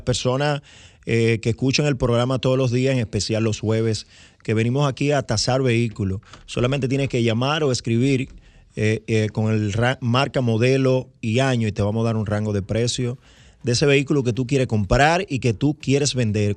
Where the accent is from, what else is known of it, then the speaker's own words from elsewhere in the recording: Dominican Republic; como dominicano